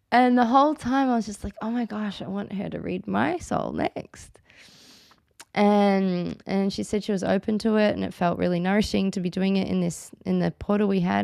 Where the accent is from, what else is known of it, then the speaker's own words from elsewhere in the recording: Australia; I'm Australian, as you can all hear, and in Australia, it's not really so cool to change your name